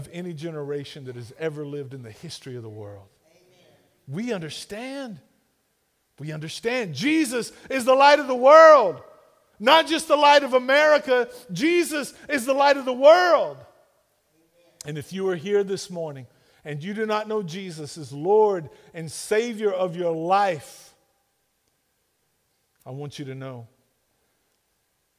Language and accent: English; Duncan, Oklahoma, United States; I'm from Duncan.